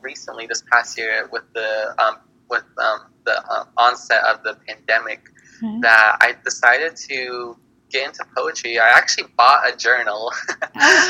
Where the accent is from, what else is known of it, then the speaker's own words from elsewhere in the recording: New Mexico, United States; also born or lived in Navajo Nation; I'm from New Mexico